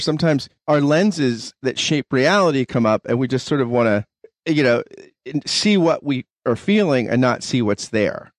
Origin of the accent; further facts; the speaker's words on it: United States; as an American